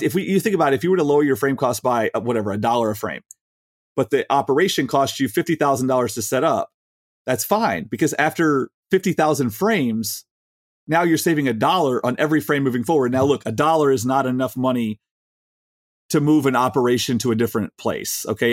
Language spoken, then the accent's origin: English; Chicago, Illinois, United States; we're from Chicago